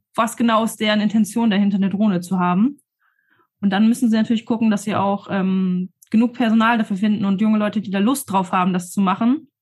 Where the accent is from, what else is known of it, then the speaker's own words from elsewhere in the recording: Horneburg, Lower Saxony, Germany; ich komme aus Horneburg.